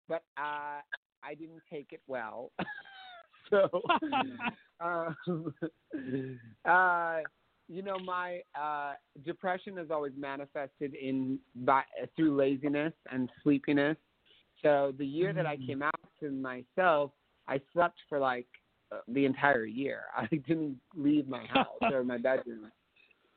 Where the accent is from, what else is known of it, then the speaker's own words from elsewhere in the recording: Reno, Nevada, United States; I grew up in Reno, Nevada